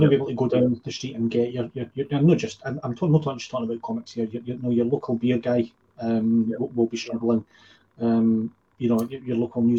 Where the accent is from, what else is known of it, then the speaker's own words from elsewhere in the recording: Edinburgh, Scotland, United Kingdom; I grew up Waterstones in Edinburgh. When I was a young laddie, 18